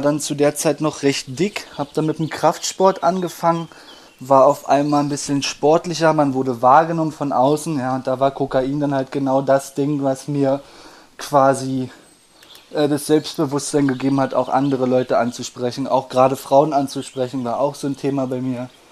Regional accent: Berlin, Germany; ich bin aufgewachsen am Rande von Berlin, im Osten

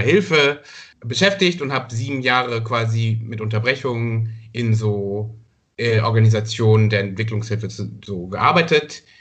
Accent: Rwanda; moved away; eine Verfilmung seiner Geschichten immer als Kind in Ruanda gesehen

